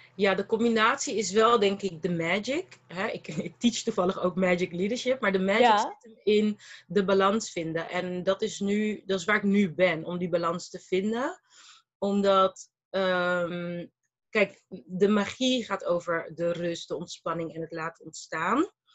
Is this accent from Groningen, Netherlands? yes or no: no; Rotterdam, South Holland, Netherlands; also born or lived in Malaga / Brussels / Abu Dhabi; Ik ben geboren en getogen in Rotterdam.